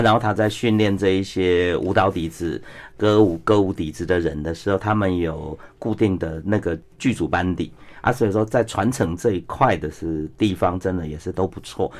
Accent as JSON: {"language": "Chinese", "country": "Taiwan", "said": "像我们台湾人"}